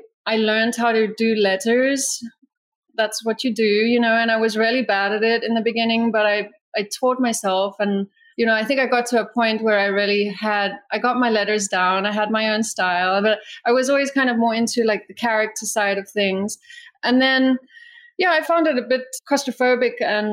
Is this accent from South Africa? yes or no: yes; South Africa; I grew up in South Africa